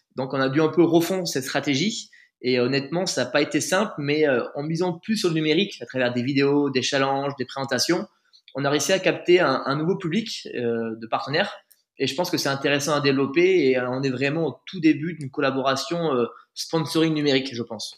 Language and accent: French; Bergerac, Nouvelle-Aquitaine, France; also born or lived in Périgueux / Bordeaux; Je suis né à Bergerac, j'ai grandi à Bergerac